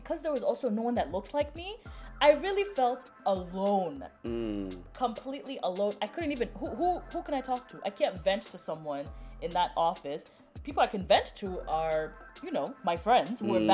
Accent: Kenya; moved away; I'm Kenyan. Not from here

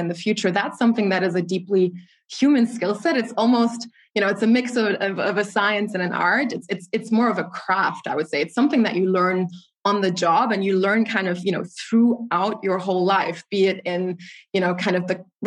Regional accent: Germany; my father came to Germany more than 30 years ago as a Nigerian immigrant. So I'm a proud Afro-German citizen

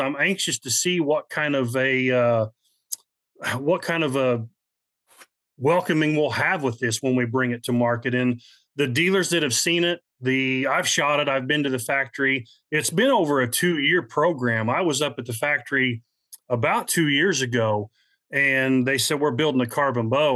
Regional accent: Midwest, United States; I'm from the Midwest

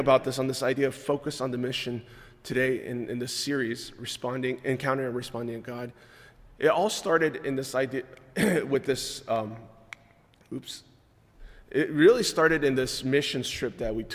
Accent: California, United States; moved away as an adult; now in Maryland, United States; we grew up in California

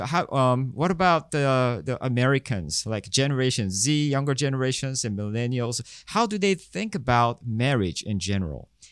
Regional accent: South Korea; I'm from South Korea

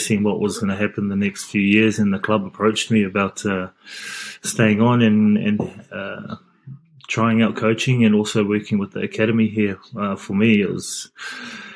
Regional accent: Papakura, Auckland, New Zealand; moved away as an adult; also born or lived in Japan; now in France; Growing up in Papakura, I had a group of friends where we would always play touch after school at the local park

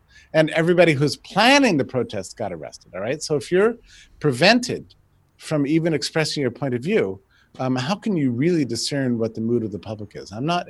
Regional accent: United States

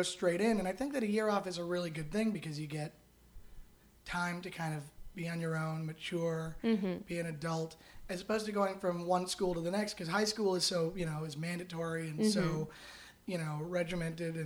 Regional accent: Canada; now in Los Angeles, United States; I'm Canadian, so I know a little bit about, the Canadian healthcare system

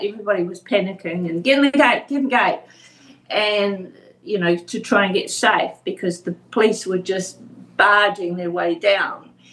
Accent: Invercargill, Southland, New Zealand; now in Tauranga, New Zealand; originally, I'm from Invercargill

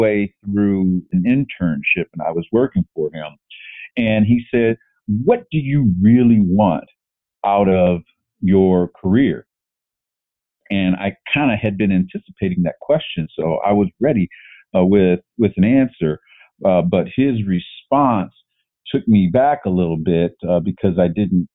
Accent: Northern Ohio, United States; I grew up in Northern Ohio, and that's football country

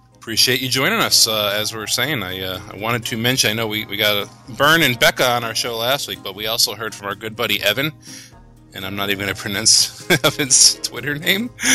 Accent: Connecticut, United States; we're from Connecticut up here, and, it, and we know cold

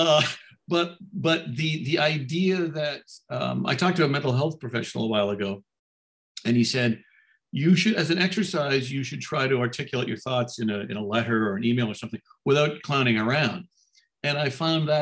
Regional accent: Canada; now in United States; As a Canadian

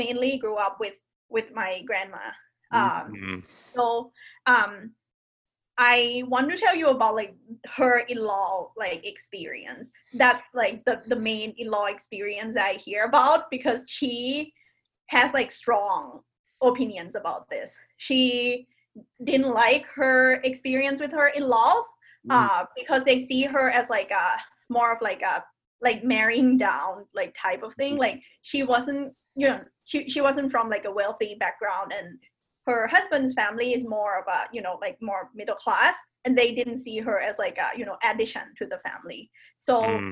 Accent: Bangkok, Thailand; now in Pleasanton, United States; I'm from Bangkok, Thailand. I'm now living in Pleasanton, California.

